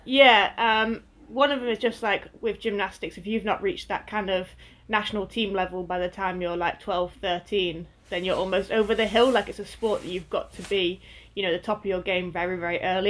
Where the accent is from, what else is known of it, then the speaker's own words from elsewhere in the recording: Lancashire, North West England, United Kingdom; I grew up in the northwest, so I grew up in Lancashire